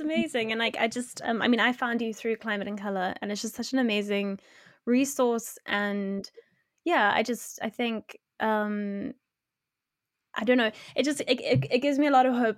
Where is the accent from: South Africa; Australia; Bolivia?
South Africa; I'm I'm from South Africa